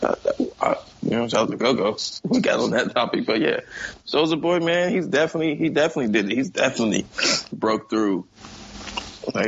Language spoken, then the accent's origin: English; Capitol Heights, Maryland, United States; also born or lived in Kentland, Maryland; I grew up in Capitol Heights and moved to Kentland.